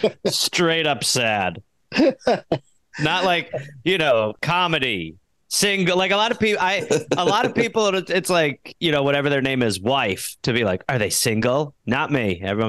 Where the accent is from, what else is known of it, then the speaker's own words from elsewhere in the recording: United Kingdom; I'm British.